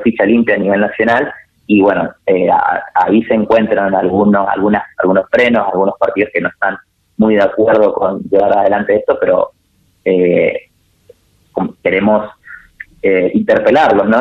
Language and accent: Spanish; Argentina